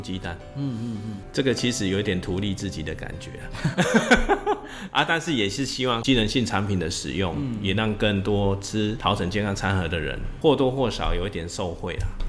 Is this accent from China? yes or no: no; Yunlin County, Taiwan; now in Chiayi, Taiwan; 因为我是云家这边，我云林人在嘉义工作，然后也在嘉义定居嘛